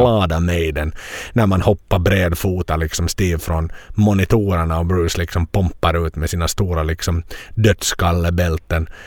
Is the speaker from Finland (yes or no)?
yes; Finland; hemma i Finland